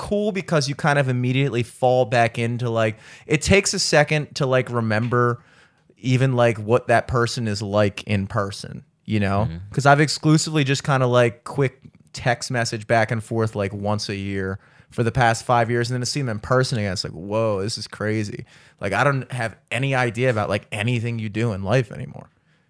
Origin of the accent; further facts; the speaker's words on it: Boston, Massachusetts, United States; Like, you know how you always hear like Boston, like Southie. I'm from Southie.